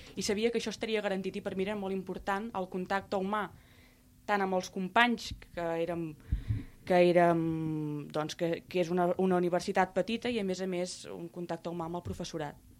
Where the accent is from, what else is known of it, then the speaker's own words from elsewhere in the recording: Reus, Catalonia, Spain; a Reus, la ciutat d'on sóc